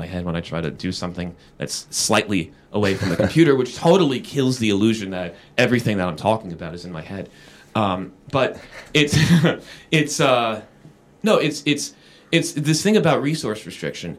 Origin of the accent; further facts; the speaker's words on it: South Florida, United States; I'm from South Florida